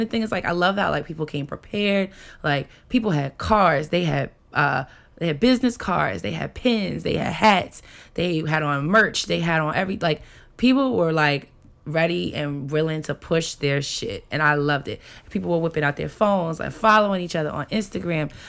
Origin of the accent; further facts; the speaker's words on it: New York, United States; moved away; I am from New York